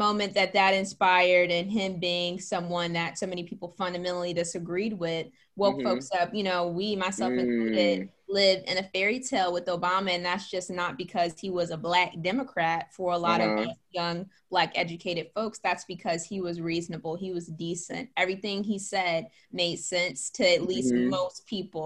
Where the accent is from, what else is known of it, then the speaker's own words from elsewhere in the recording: Gary, Indiana, United States; our school systems in my hometown of Gary, Indiana